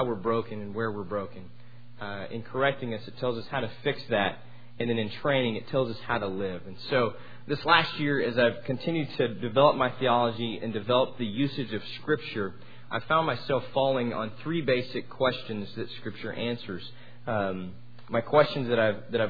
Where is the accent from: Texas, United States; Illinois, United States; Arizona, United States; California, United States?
Texas, United States; Amarillo; I'm from Amarillo